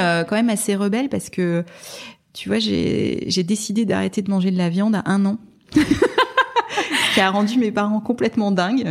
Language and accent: French; Strasbourg, Grand Est, France; now in Paris, France; je suis, je, suis, provinciale, je viens de Strasbourg